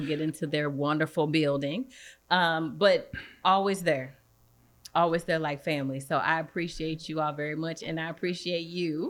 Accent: East St. Louis, Illinois, United States; moved away; also born or lived in Indianapolis / Champaign; I'm from East Saint Louis

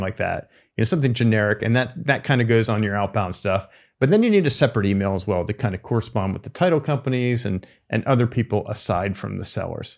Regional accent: East Coast, United States; moved away; I'm from the East Coast

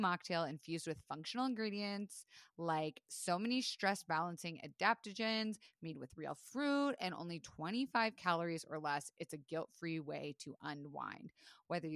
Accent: Florida, United States; I was raised in Florida

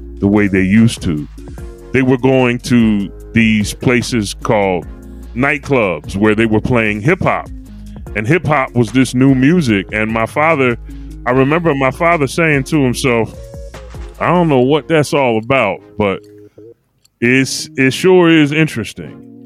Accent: Philadelphia, Pennsylvania, United States; I grew up at 5729 North 20th Street in Philadelphia, Pennsylvania

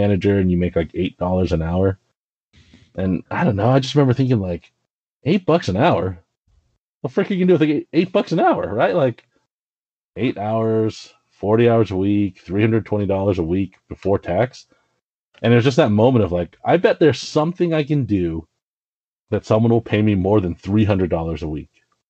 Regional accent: Richmond, Virginia, United States; moved away; I grew up outside of Richmond in Virginia

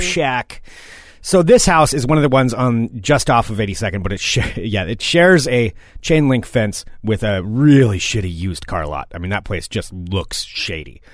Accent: the Northwest, Pacific Northwest, United States; now in Portland, United States; I grew up in the Northwest, too

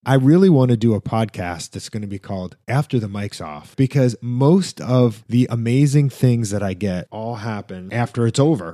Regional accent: New York, United States; moved away as an adult; also born or lived in Miami; when I grew up in New York

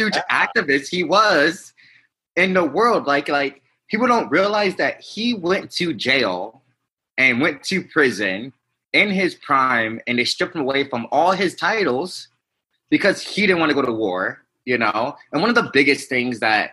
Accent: Ferguson, Missouri, United States; now in Costa Mesa, United States; I'm actually from St. Louis, Missouri. I'm from Ferguson, you know? So I was around when Ferguson happened.

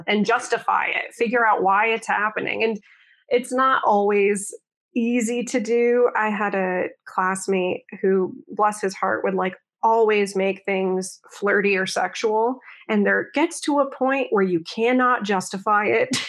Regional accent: Connecticut, United States; moved away; I'm originally from Connecticut, so the way I grew up and the way I speak is not necessarily like the people that I perform

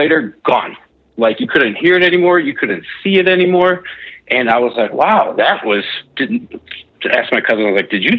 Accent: Chicago, Illinois, United States; moved away as an adult; now in Utah, United States; I grew up around Chicagoland and moved out here to Utah for college

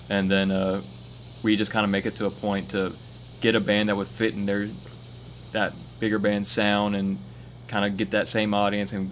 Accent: Hattiesburg, Mississippi, United States; moved away as an adult; now in Starkville, United States; I grew up near and around Hattiesburg

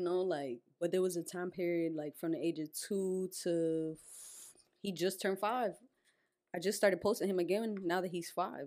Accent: Perth Amboy, New Jersey, United States; I'm Puerto Rican though. Like, yeah, I'm from Amboy

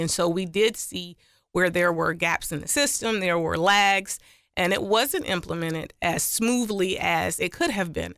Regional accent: Orangeburg, South Carolina, United States; I was raised in Orange Burg, South Carolina by two educators and administrators

